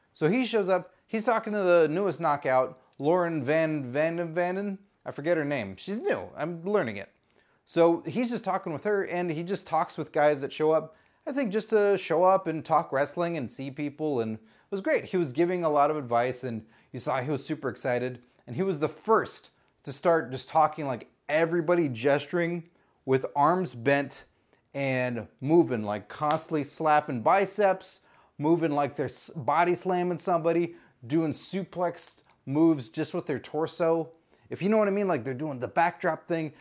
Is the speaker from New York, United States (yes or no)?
no; Texas, United States; I'm from Texas